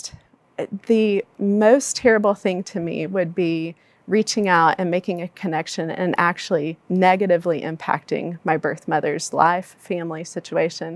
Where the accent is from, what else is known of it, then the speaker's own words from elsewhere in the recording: Palestine, Texas, United States; I grew up in Palestine, Texas, a small East Texas town